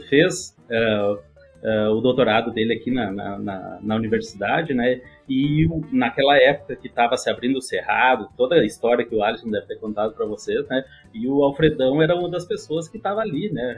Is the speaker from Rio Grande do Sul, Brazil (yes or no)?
yes; Manuel Viana, Rio Grande do Sul, Brazil; moved away as an adult; also born or lived in Santa Maria / Chapecó / Lages; now in North Carolina, United States; eu sou é, gaúcho lá da, da fronteira perto do Alegrete, eu sou de Manuel Viana